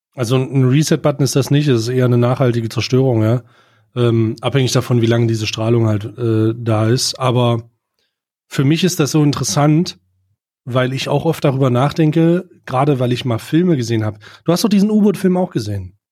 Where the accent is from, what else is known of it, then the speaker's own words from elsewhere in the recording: Germany; als Deutscher